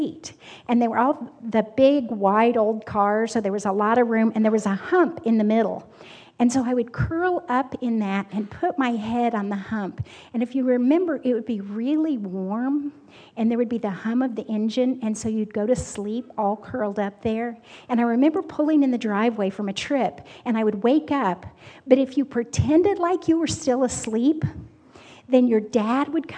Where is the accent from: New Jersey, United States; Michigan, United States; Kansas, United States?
Kansas, United States; I'm from Kansas